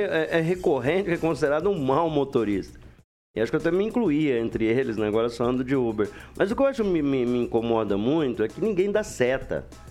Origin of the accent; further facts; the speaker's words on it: Londrina, Paraná, Brazil; now in Maringá, Brazil; Lá na Varta, que eu nasci na Varta.